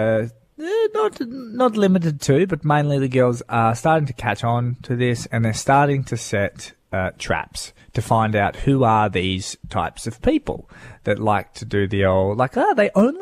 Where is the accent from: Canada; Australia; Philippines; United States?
Australia; Darwin, Northern Territory; moved away; also born or lived in Western Australia; I had a friend that we grew up with in Darwin